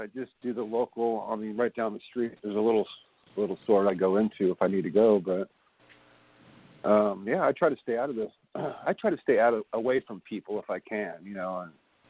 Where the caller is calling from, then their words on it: California, United States; I'm calling from California